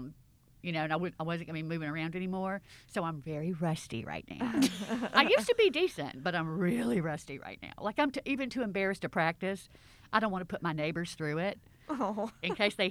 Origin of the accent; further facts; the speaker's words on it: Clarksdale, Mississippi, United States; now in Memphis, United States; I'm from Clarksdale, Mississippi